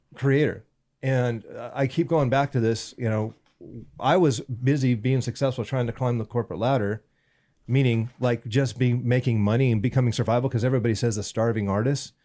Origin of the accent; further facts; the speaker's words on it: Southern California, United States; also born or lived in Northern Bay Area, California; Born and, born and raised in California, Southern California.